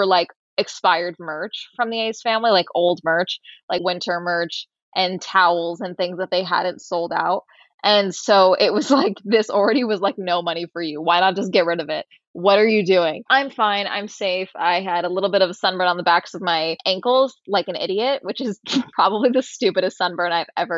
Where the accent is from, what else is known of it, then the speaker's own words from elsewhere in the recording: Tustin, California, United States; now in Los Angeles, United States; my hometown of Tustin outside